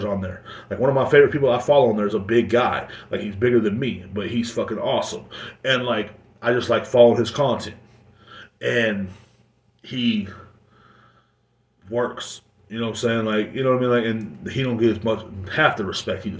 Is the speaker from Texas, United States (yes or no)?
yes; Kingsland, Texas, United States; moved away; my hometown, or where my parents stay at, in Kingsland